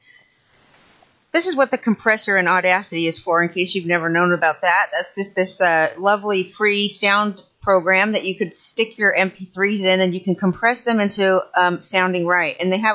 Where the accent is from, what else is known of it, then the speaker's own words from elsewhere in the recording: Southern California, United States; I was born in Southern California